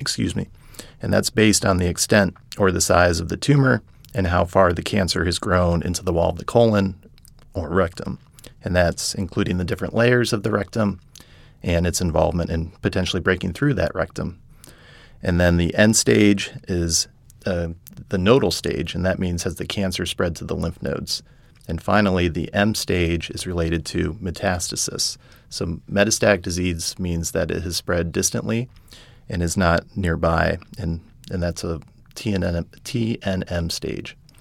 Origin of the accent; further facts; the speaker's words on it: Colorado Springs, Colorado, United States; moved away as an adult; also born or lived in Indiana / Texas / San Diego, California; now in New Orleans, United States; I grew up in Colorado, Colorado Springs